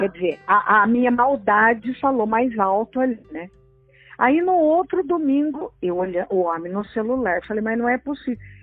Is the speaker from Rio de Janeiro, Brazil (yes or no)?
no; Tremembé, São Paulo, Brazil; eu sou de Tremembé